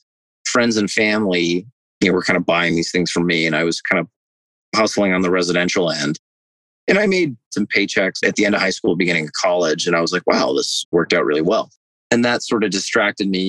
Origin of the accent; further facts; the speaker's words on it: Phoenix, Arizona, United States; also born or lived in Southern California; I grew up in Phoenix